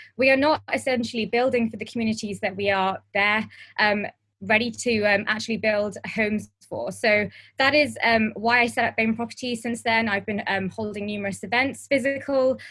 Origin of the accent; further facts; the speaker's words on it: London, United Kingdom; I am born and bred in Harrow, um, and if some of you know Harrow, it's northwest London